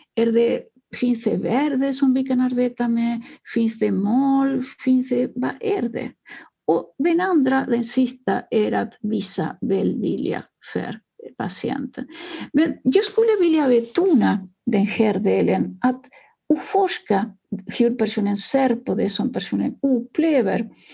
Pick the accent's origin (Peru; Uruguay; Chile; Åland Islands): Uruguay; now in Sweden; Jag kommer eh, ursprungligen från Uruguay